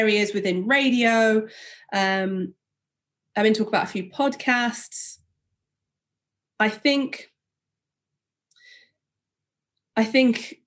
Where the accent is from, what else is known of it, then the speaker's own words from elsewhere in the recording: Huddersfield, Yorkshire and the Humber, United Kingdom; I grew up in Huddersfield, I was from an all-white school.